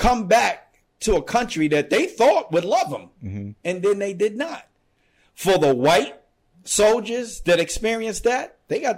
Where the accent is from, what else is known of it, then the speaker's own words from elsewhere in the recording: United States; I was born here and I live here